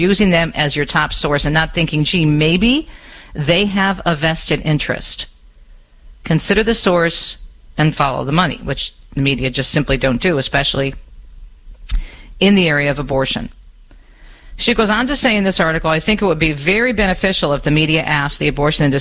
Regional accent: Michigan, United States; my home state of Michigan

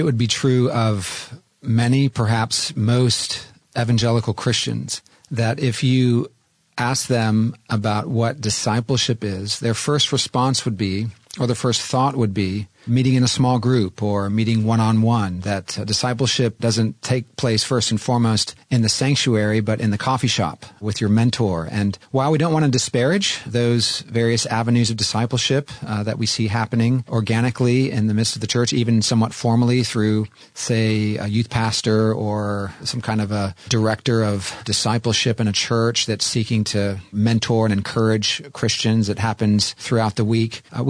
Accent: California, United States; Of course, having grown up in California, there's something about coming back to my home state.

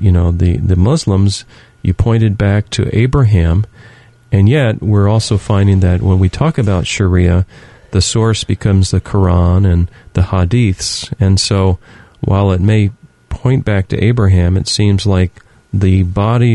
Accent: United States; as an American, as a Christian here in America

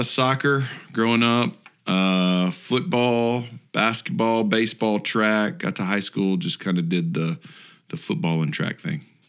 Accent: Houston, Texas, United States; I grew up in Houston

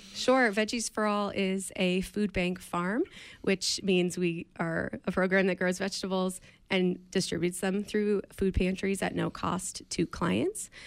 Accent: outside of New York City, United States; now in Maine, United States; I grew up outside of New York City

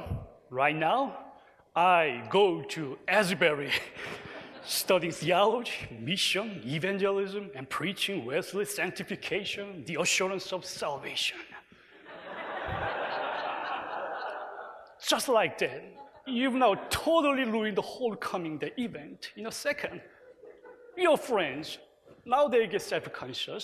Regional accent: South Korea; Korea, my home country

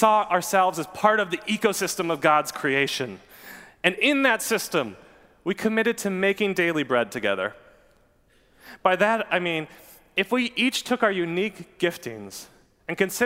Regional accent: Newburg, United States; a place called the Newburg Bakery. That's my hometown.

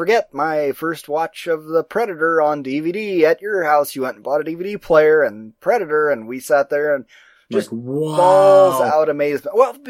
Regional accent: United States; We are so American and white.

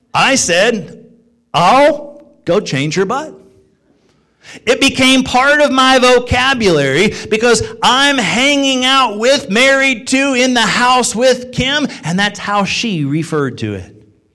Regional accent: Illinois, United States; also born or lived in Joliet / Quincy / Springfield / New York; now in Ohio, United States; I was born and raised in Illinois, was born in Joliet. Moved to Quincy, number of years in Springfield, Illinois, then to upstate New York, then to Connecticut, Bible College in Missouri, and then came to Ohio.

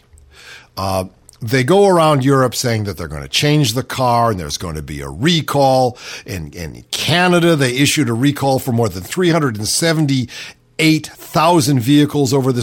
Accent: Cleveland, Ohio, United States; I grew up in Cleveland.

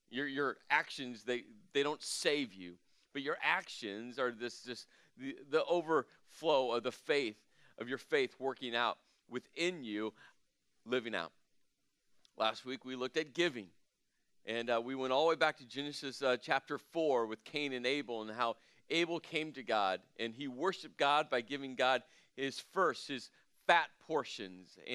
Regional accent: Midwest, United States; not too spicy. I am from the Midwest.

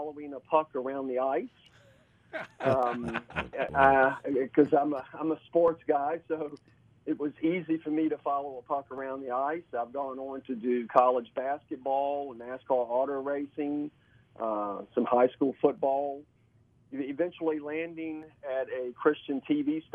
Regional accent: Richmond, Virginia, United States; I am from Richmond, Virginia

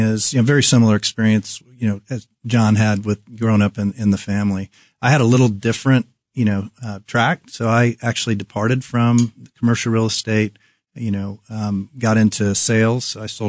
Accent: Tulsa, Oklahoma, United States; Close by. I actually grew up in a commercial real estate family in Tulsa.

